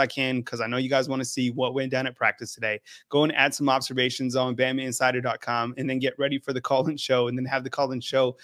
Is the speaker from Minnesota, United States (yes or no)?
no; New Mexico, United States; moved away as an adult; now in Tuscaloosa, United States; I'm from New Mexico, been here almost 5 years in Tuscaloosa, Alabama